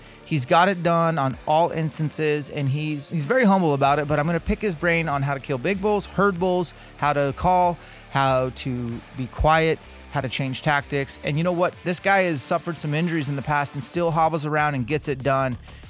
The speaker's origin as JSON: {"language": "English", "region": "Washington", "country": "United States", "tie": "born or raised there", "said": "my home state of Washington."}